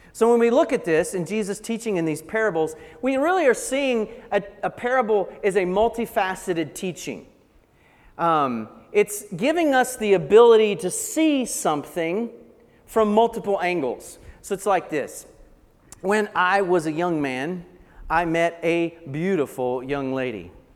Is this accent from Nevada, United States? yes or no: no; Blue Ridge Mountains of North Carolina, United States; I grew up in the Blue Ridge Mountains of North Carolina, so probably the accent will give that away